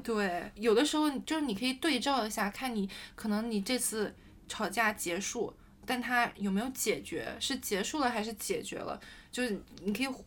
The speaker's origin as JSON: {"language": "Chinese", "country": "China", "tie": "born or raised there", "said": "我是国内长大的孩子"}